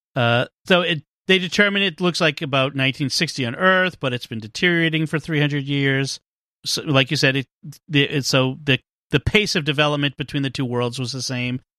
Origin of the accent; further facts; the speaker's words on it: Boston, Massachusetts, United States; I'm from Boston